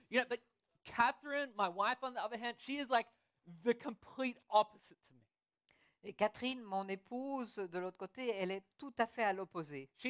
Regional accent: Australia; French is a second language; Et je pense qu'une des raisons, c'est parce que vu que j'ai grandi en Australie, il fait toujours trop chaud là-bas.

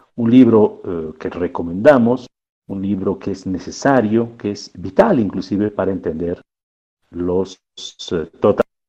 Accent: Bolivia

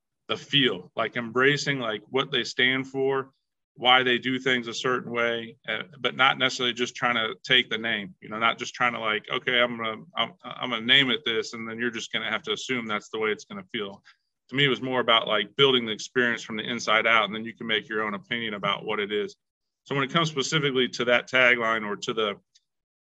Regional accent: Indiana, United States; also born or lived in Chicago; I've grown up in Indiana all my life

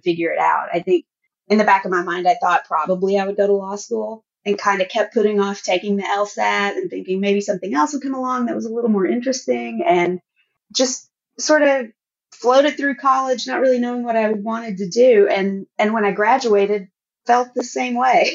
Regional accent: Arkansas, United States; I did grow up in Arkansas, in a town of about 3,000 people with one stoplight

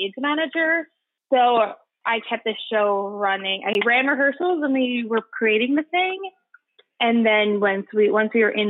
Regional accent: Long Island, New York, United States; now in Brooklyn, United States; we're on Long Island

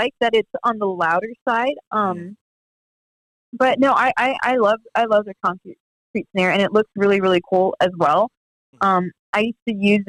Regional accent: Florida, United States; I'm from Florida, so I know humid

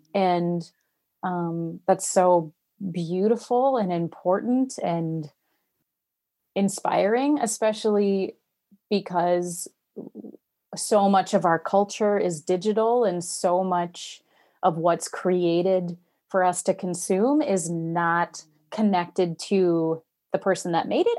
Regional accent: Wisconsin, United States; moved away as an adult; I'm from Wisconsin, grew up here, but then I moved away for many, many years and just came back a year and a half

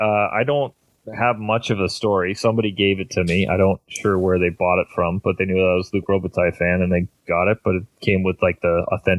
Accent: Ontario, Canada; because I'm from Ontario, I have to cheer for the Leafs.

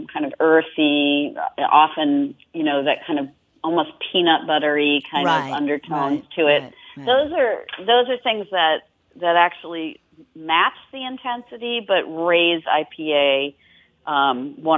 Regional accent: Australia; I'm Australian

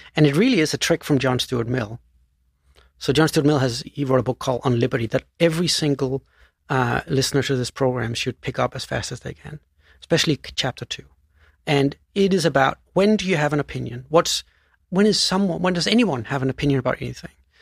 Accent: Denmark; moved away; So I was born in, in, uh, Denmark, and I grew up on this tiny island south of Sweden, uh, which has forty thousand inhabitants

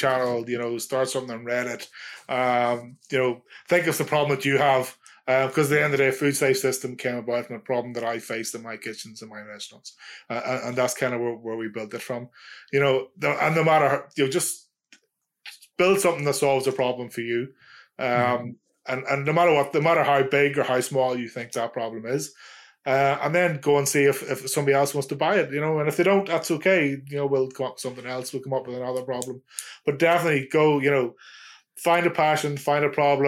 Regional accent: Ireland; I'm Irish.

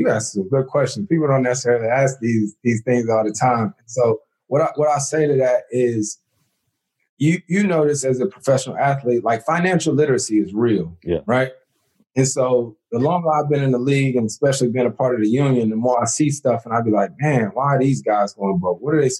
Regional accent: Winston-Salem, North Carolina, United States; I'm born and raised in Winston, right?

